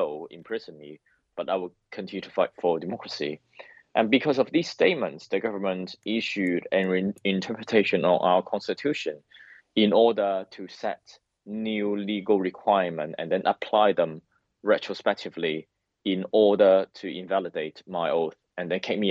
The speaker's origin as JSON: {"language": "English", "country": "Hong Kong", "moved": "as an adult", "lives_now": "London, United Kingdom", "said": "I'm a democratic activist from Hong Kong."}